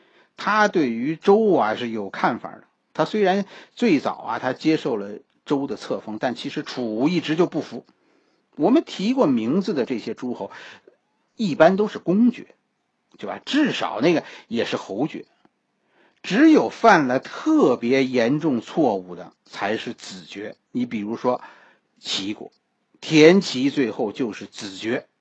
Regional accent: China; 我们中国人

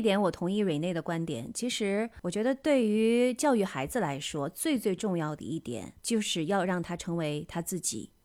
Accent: China; 我们中国人从小是很少被教导应该怎么样处理自己的情绪的

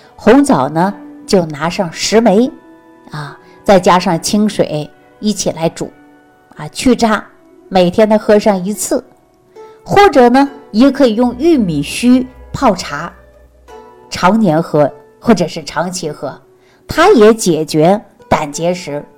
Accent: Northeast China, China; 就在我们东北老家这个地方

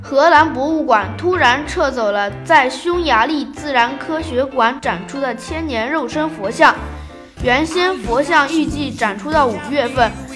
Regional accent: China; 香港人民更是把我们大陆人当成强盗和流氓

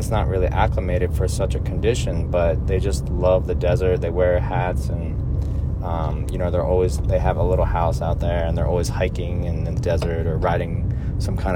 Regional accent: New Jersey, United States; I grew up in New Jersey.

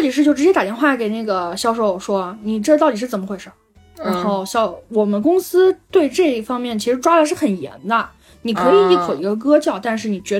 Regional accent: China; first language Wu Chinese; 就是我的母语是吴语，你知道吗？

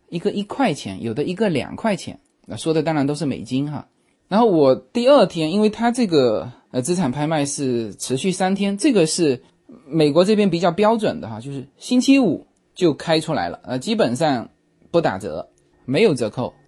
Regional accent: China; now in United States; 我们中国人

